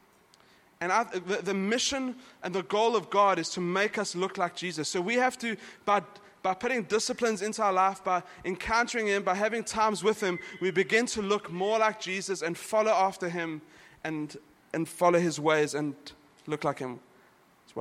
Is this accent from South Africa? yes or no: yes; South Africa; now in Dubai, United Arab Emirates; I'm from South Africa, but we grew up with a really strong Christian culture. It's in our schools